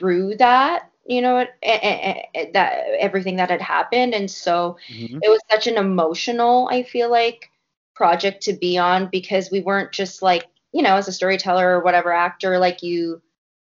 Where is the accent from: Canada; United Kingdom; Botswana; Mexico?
Canada; a Canadian myself